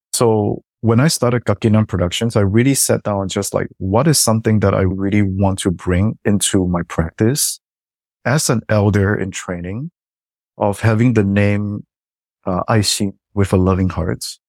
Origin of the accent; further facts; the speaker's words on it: Singapore; now in Canada; coming from Singapore and growing up in Singapore